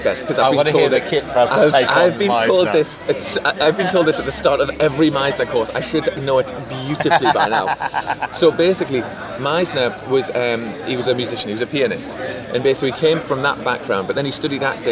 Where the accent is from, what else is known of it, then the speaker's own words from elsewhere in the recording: Geordie, North East England, United Kingdom; from being a Geordie